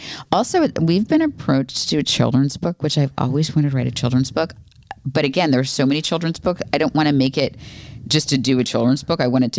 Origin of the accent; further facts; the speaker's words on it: United States; So I think half is probably what a normal person should eat because we're American.